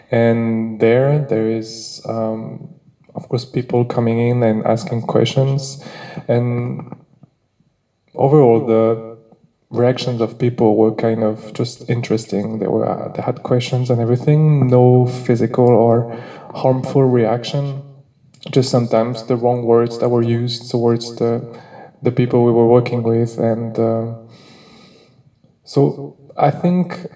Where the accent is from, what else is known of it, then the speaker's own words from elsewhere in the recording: France; English is a second language; now in Slovenia; I'm one of the volunteer at Drushpotir, and I'm from France.